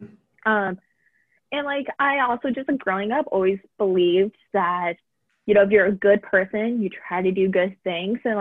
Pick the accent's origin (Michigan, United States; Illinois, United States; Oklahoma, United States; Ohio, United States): Ohio, United States; Reynoldsburg; I am from Reynoldsburg, Ohio, so just outside of Columbus a little bit